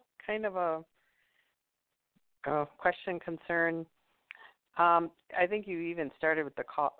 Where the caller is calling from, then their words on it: Wisconsin, United States; from Wisconsin